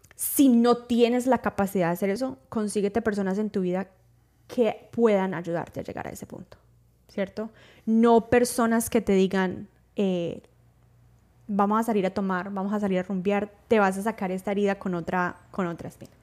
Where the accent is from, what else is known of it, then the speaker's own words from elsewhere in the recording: Paisa, Antioquia, Colombia; Primero que yo también soy paisa, no tan paisa, pero también soy paisa